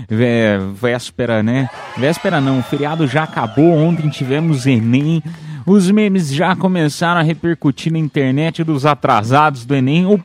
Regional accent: Piedade, São Paulo, Brazil; Mas ah, eu, eu tive sorte, porque eu fiz né, em Piedade, lá na minha cidade. Ah, e aí, pô, interior de São Paulo, tal, cidade com 50 mil habitantes.

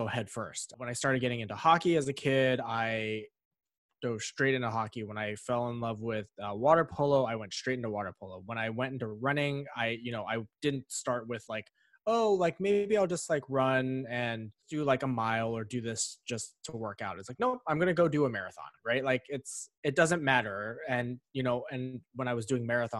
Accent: Pittsburgh, Pennsylvania, United States; I was born in Pittsburgh, Pennsylvania.

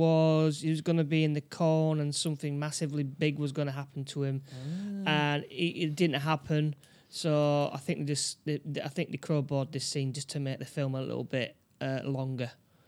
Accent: New York, United States; I'm from New York, you know.

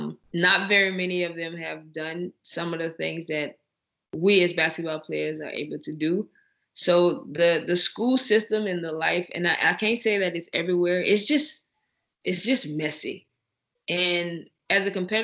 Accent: Louisiana, United States; I'm from Louisiana, so our seasoning is like none other.

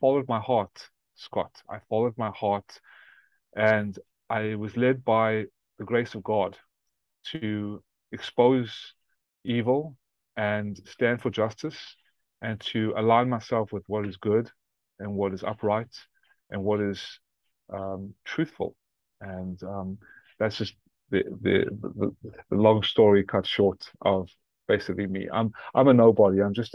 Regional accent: South Africa; also born or lived in Atlanta, Georgia; now in United States; born in South Africa after my family fled World War II, Lithuania and Ukraine, Nazi-occupied Lithuania and Ukraine. And I ended up in South Africa. And I immigrated to become the first American citizen in my family in Atlanta, Georgia.

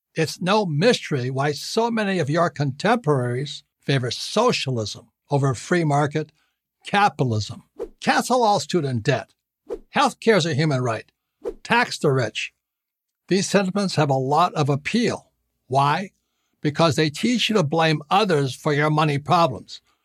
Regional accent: Hawaii, United States; I was born and raised in Hawaii

